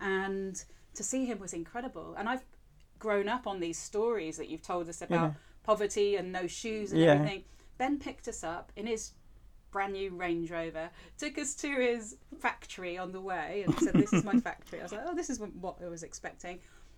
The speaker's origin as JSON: {"language": "English", "region": "England", "country": "United Kingdom", "tie": "born or raised there", "also_born_or_lived": "Spain", "said": "because I grew up in England and Spain"}